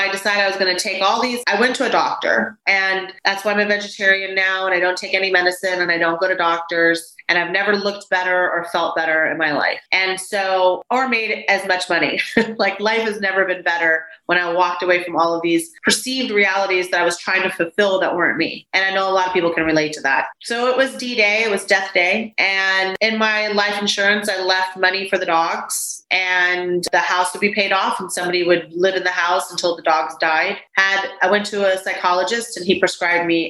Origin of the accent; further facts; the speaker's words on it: Texas, United States; also born or lived in Waco, Texas; now in St. Petersburg, United States; I'm my mom's only child born in America, first child born in America. My brothers were born in Colombia and I'm a Texan